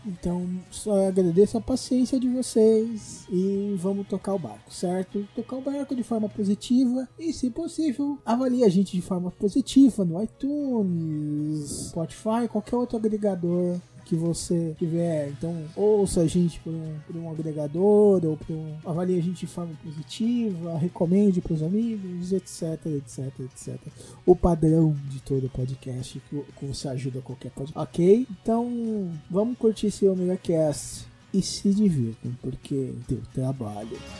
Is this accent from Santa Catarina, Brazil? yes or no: no; Barueri, São Paulo, Brazil; na cidade onde eu nasci, Barueri